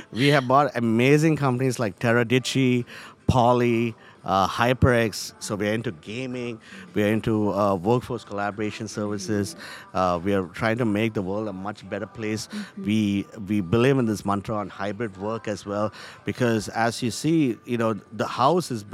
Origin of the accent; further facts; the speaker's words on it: India; now in Charlotte, United States; me as an Indian